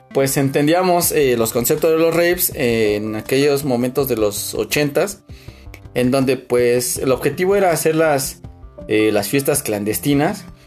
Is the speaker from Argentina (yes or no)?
no; Mexico